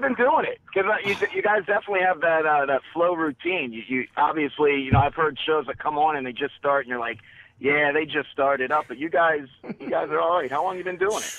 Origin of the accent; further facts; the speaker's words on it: Maryland, United States; I'm from Maryland. I'm, I'm a Ravens fan